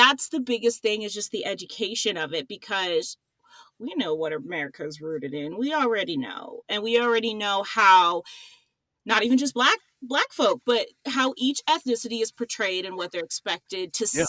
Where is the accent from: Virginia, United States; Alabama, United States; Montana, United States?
Montana, United States; born there; now in Colorado, United States; I'm an Army brat. I'm born from Montana with my mom. I'm an Army brat. Lived overseas, lived in different states, settled here in Colorado.